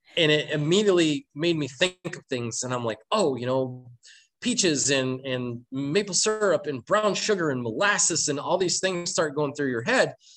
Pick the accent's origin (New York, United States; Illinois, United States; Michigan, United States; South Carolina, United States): Michigan, United States; Flint; I'm originally from Flint, Michigan